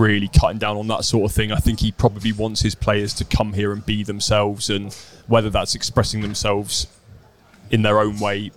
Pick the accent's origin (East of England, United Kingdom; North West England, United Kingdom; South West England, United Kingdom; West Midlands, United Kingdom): South West England, United Kingdom; Dartmoor; I grew up on Dartmoor.